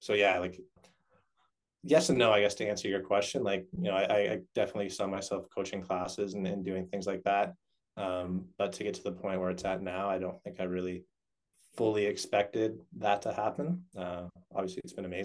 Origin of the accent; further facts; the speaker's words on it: Canada; I grew up playing ice hockey, as most Canadian boys